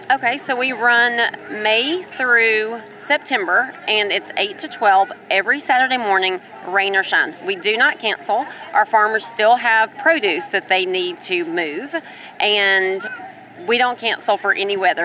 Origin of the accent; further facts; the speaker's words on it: Cartersville, Georgia, United States; I'm from Cartersville originally